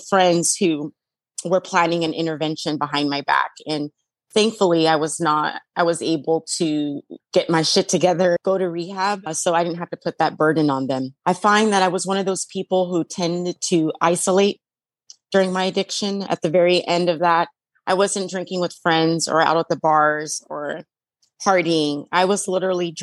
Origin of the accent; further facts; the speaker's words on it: Las Vegas, Nevada, United States; I'm from Las Vegas and I went to Chandler, Arizona